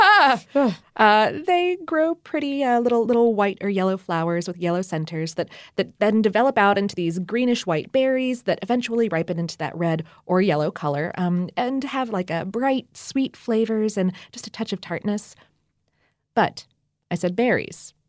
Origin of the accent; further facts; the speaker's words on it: Ohio, United States; moved away; I went strawberry picking a few times up in Ohio when I was a little kid